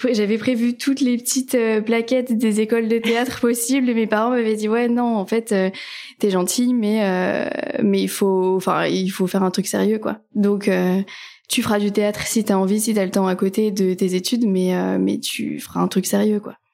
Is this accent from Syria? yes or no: no; north of France, France; moved away as an adult; now in Paris, France; j'habite à Paris depuis euh, bah, 10 ans maintenant. Euh, à l'origine, je suis pas de Paris, je viens du nord en gros de la France. Euh, ce sont mes études, hein, comme beaucoup de gens qui m'ont amené à Paris.